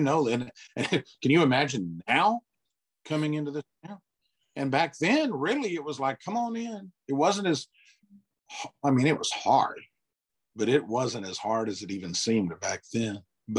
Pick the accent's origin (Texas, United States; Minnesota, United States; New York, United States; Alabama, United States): Alabama, United States; small town near Greenville; moved away as an adult; also born or lived in Muscle Shoals, Alabama / Nashville, Tennessee; from a small town, felt very safe, secure